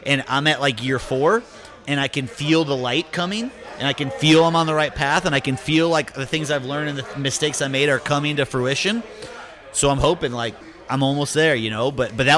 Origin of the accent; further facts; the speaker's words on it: Chicago, Illinois, United States; From Chicago.